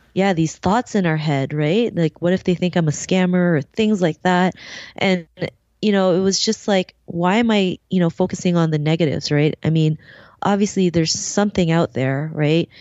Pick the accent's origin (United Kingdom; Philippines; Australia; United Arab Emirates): Philippines; I'm was born in the Philippines, um, and you know, growing up there